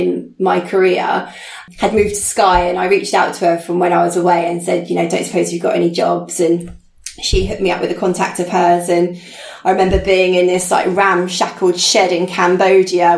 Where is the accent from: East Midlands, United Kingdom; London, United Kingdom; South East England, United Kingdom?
South East England, United Kingdom; Chichester; also born or lived in Beaconsfield; my hometown in Chichester